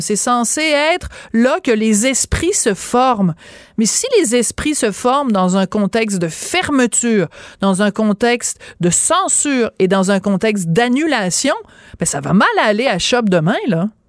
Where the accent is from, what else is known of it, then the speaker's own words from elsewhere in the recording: Quebec, Canada; nous, en tant que Québécois